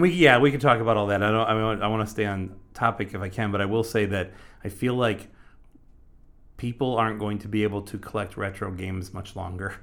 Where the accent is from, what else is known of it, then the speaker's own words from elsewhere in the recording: Michigan, United States; moved away; I'm from Michigan originally. We, we, we, uh, record out of Michigan and, uh, just recently moved back a couple years ago.